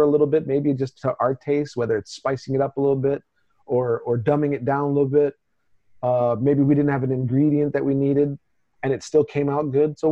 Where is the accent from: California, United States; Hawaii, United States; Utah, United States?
Hawaii, United States; Honolulu; also born or lived in Brunswick, Georgia; born in Brunswick, Georgia, went to Cajal Elementary because my grandparents lived across the street from the mall, and we grew up in Kaimuki